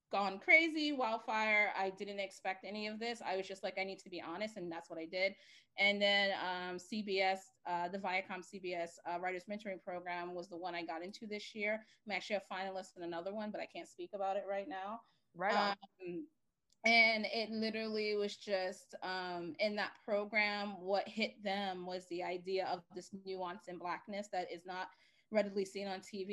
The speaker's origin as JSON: {"language": "English", "town": "New York City", "region": "New York", "country": "United States", "tie": "born or raised there", "said": "I grew up in Bed-Stuy, Brooklyn"}